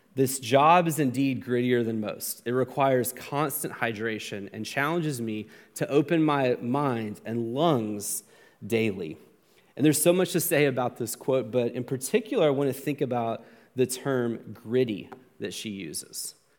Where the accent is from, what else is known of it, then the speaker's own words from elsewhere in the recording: United States; as an American